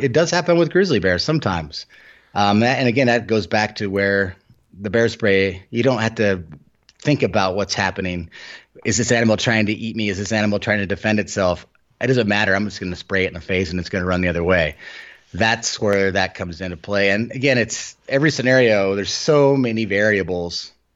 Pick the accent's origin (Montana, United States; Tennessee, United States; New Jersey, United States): Montana, United States; Helena; I grew up outside of Helena